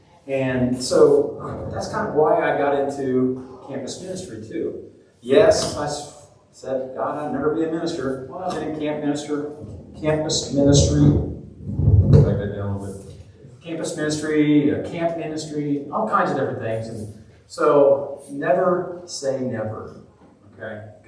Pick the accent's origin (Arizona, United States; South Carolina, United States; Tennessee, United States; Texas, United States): Tennessee, United States; Seymour; I'm from Seymour, Tennessee. I live on Bluff Mountain, Rough Grass Road way.